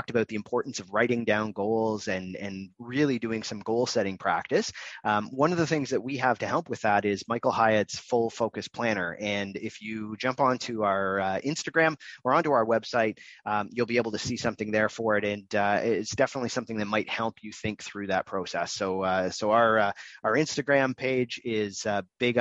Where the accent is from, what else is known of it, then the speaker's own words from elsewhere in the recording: Canada; also born or lived in Toronto; I'm in Toronto, so I'm Canadian